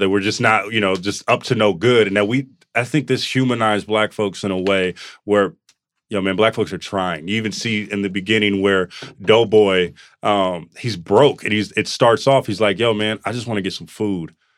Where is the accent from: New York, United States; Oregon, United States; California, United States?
California, United States; Oakland; we're from Oakland and from the Bay